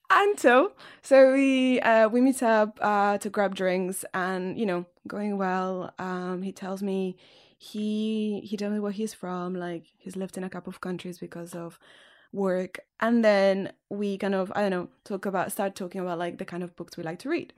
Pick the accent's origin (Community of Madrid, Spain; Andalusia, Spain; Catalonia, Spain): Catalonia, Spain; English is a second language; moved away; I also speak Catalan because I'm from Catalonia. So with my family, I speak Catalan